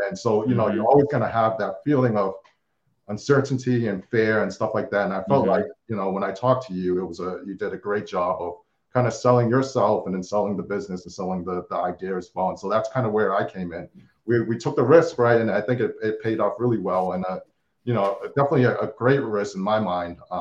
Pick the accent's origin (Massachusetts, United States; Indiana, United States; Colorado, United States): Massachusetts, United States; Boston; from Boston, grew up, born and raised in Boston.